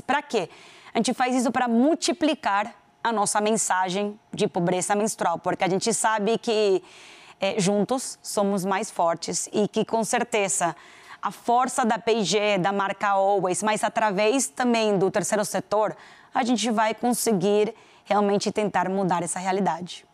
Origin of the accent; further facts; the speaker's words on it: Venezuela; accent: Venezuelan; Portuguese is a second language; moved away as an adult; also born or lived in Panama; now in Brazil; Eu sou venezuelana, já todo mundo descobriu pelo meu sotaque